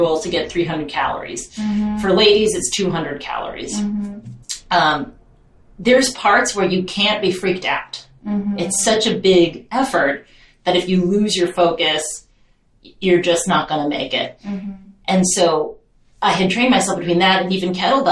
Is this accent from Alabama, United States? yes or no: no; Long Beach, California, United States; I grew up in Long Beach, California